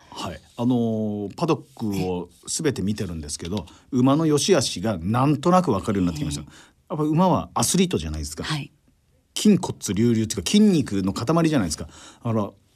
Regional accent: Saitama, Japan; moved away as an adult; now in Tokyo, Japan; 僕も埼玉から出てきたから

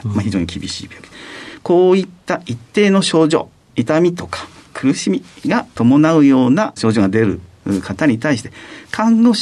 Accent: Manazuru, Kanagawa, Japan; 神奈川県の真鶴町という場所です。はい。箱根の下熱海の東京の手前あの漁港の町

